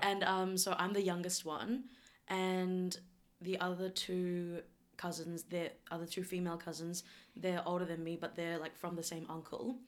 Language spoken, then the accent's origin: English; New Zealand; also born or lived in South Korea; And then I moved to New Zealand and I grew up predominantly in New Zealand